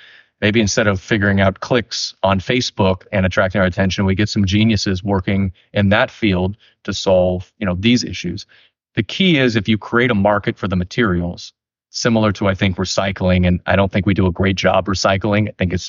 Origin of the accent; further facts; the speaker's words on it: California, United States; I grew up in Tuolumne County, but I went down there for a few years.